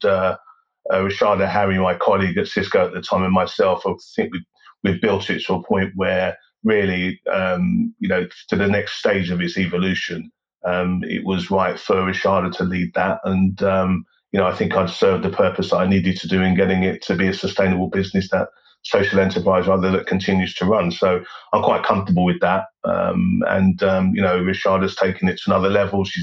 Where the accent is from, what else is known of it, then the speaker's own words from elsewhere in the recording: London, United Kingdom; born there; I was born in London. Um, I was born in West London, actually, at uh, St Mary's Hospital in Paddington, which is a, a fairly well known uh, hospital.